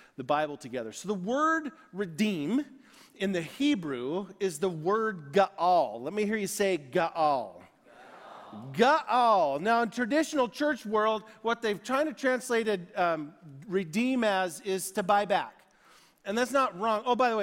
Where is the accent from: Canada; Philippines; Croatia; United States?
United States; I am American to the core